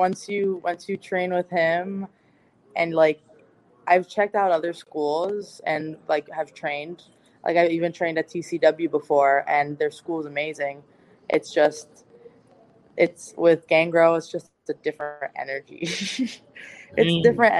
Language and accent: English; Hollywood, Florida, United States; I'm from Hollywood, Florida